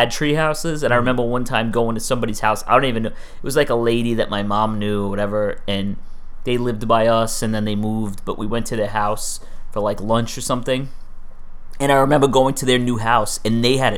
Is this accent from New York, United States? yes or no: yes; New York City, New York, United States; Growing up in Staten Island, my parents moved out there in 1977 when I was a baby.